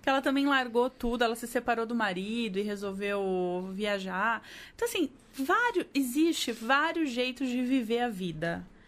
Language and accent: Portuguese; Brazil; eu sou brasileira